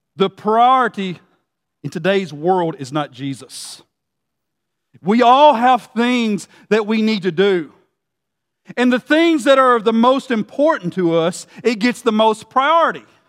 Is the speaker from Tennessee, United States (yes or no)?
yes; Gordonsville, Tennessee, United States; I grew up in Gordonsville, Tennessee